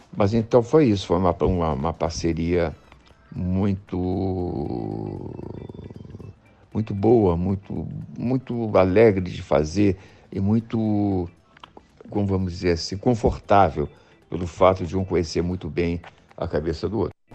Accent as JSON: {"language": "Portuguese", "country": "Brazil", "said": "eu sou casado no Brasil, sou brasileiro"}